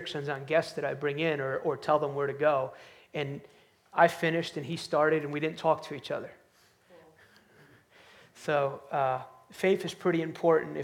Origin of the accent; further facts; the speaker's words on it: outside New York City, United States; I grew up outside New York City